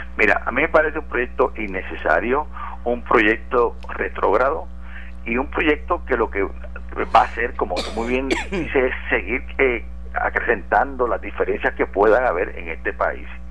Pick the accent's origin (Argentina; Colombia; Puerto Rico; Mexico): Puerto Rico; nos unimos como puertorriqueños y puertorriqueñas